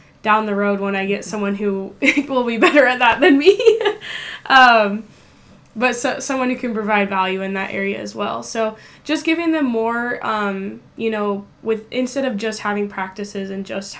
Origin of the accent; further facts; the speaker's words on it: Tri-Cities, Washington, United States; growing up in the Tri-Cities